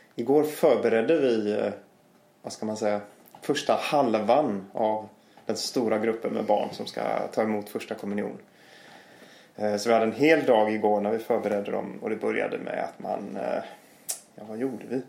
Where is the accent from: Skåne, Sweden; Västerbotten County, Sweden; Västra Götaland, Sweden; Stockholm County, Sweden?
Västra Götaland, Sweden; Gothenburg; moved away; jag kommer ju från Göteborg